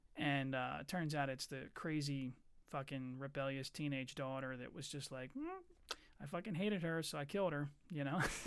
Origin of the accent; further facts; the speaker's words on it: Chester, Pennsylvania, United States; also born or lived in Eddystone; I was born in Chester